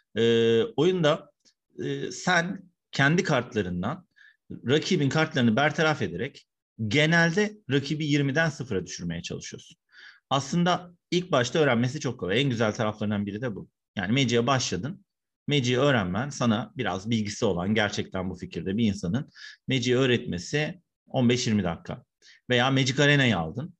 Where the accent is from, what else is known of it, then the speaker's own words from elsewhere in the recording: Istanbul, Turkey; 1974 İstanbul'da doğumluyum. İstanbul Üniversitesi İletişim Fakültesi'nde okuyup orada yüksek lisans yaptım.